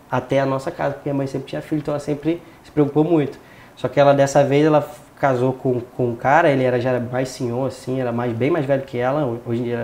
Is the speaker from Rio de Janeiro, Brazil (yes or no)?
yes; São Gonçalo, Rio de Janeiro, Brazil; born there; Nasci em São Gonçalo, no Rio de Janeiro, né? É, na região metropolitana ali do Rio mesmo, só que numa região bem é, afastada ali da Zona Sul e Barra